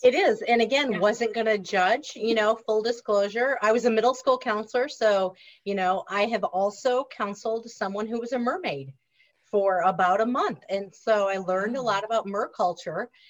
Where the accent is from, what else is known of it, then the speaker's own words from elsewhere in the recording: Reedsburg, Wisconsin, United States; accent: nasally; also born or lived in Washington, D.C. area; i grew up in reedsburg wisconsin which is an hour north of madison if you know anything about wisconsin so kind of south central